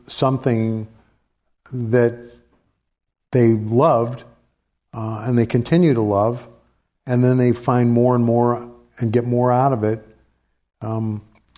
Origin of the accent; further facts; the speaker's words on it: St. Louis, Missouri, United States; I grew up in St. Louis